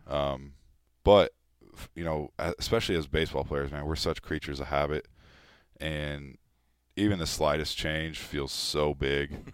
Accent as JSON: {"language": "English", "region": "California", "country": "United States", "tie": "born or raised there", "moved": "as an adult", "lives_now": "Philadelphia, United States", "said": "we grew up in California"}